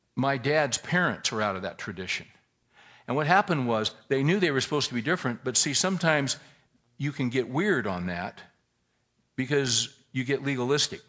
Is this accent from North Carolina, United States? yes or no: no; California, United States; now in Texas, United States; we're all originally from California. But we've chosen to live in Texas.